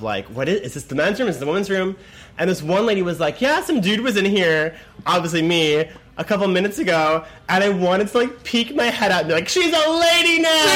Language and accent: English; Los Angeles, California, United States; I was born and raised in LA.